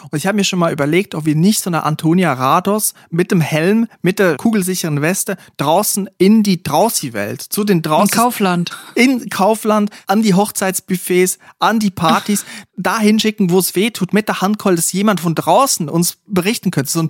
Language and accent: German; Siegerland, North Rhine-Westphalia, Germany; Wie man bei uns im Siegerland sagt, Bombchen